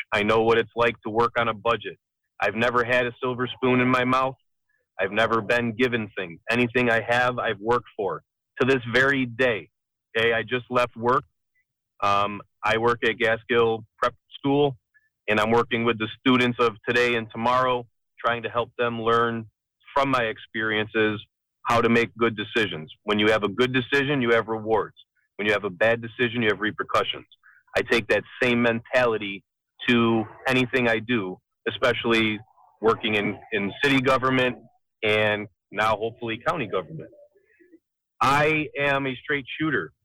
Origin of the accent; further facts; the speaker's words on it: Niagara Falls, New York, United States; I'm born and raised in Niagara Falls